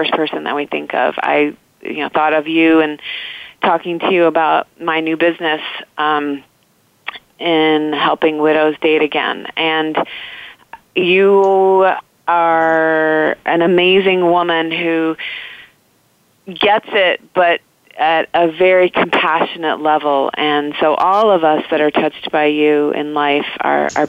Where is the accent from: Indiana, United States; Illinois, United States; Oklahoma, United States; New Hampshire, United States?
Indiana, United States; where I grew up in Indiana